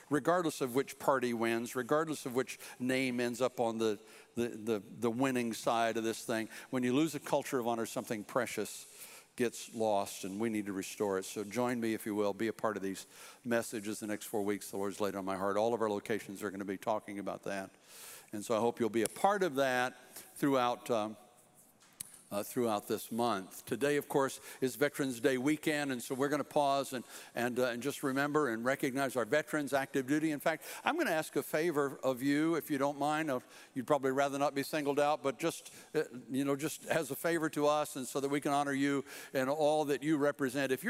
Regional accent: Fort Bragg, North Carolina, United States; born there; My dad was 82nd Airborne. I was born on Fort Bragg, and so I was an Army brat for a while

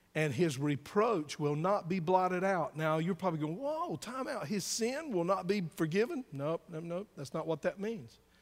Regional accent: the South, United States; born or raised there

